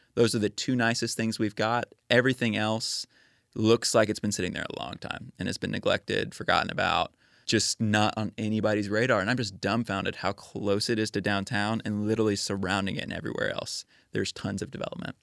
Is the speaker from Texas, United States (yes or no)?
yes; Spring, Texas, United States; moved away as an adult; now in Nashville, United States; I grew up in Spring, Texas. It's a suburb of North Houston